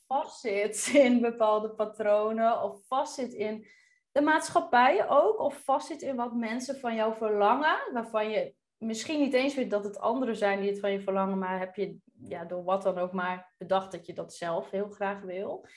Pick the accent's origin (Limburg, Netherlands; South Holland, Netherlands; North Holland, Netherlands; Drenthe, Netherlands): Drenthe, Netherlands; moved away as an adult; also born or lived in Groningen; now in Curaçao; opgegroeid in Drenthe.